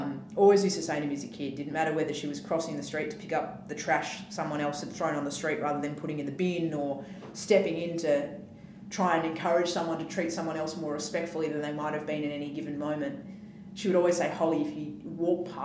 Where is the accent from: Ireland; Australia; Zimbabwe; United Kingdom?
Australia; Western Australia; growing up in Western Australia is it's a very flat society